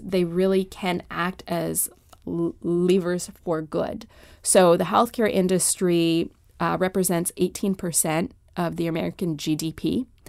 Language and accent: English; Canada; moved away as an adult; now in Washington, D.C., United States; I was born and raised in Canada